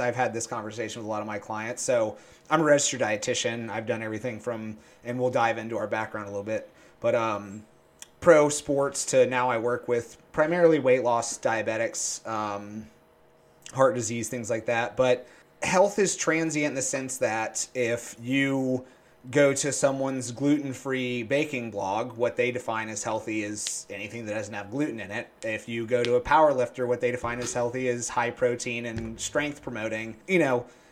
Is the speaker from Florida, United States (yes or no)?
yes; Tallahassee, Florida, United States; moved away as an adult; also born or lived in Philadelphia, Pennsylvania; now in Northern Virginia, United States; I grew up in a little town called Tallahassee